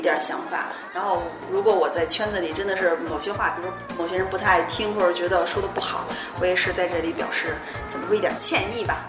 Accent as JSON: {"language": "Chinese", "country": "China", "said": "咱们都是中国人"}